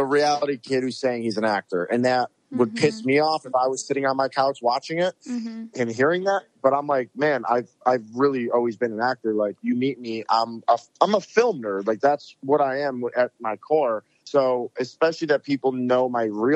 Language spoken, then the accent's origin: English; Rochester, New York, United States; moved away as an adult; now in Los Angeles, United States; we went back to Rochester, my hometown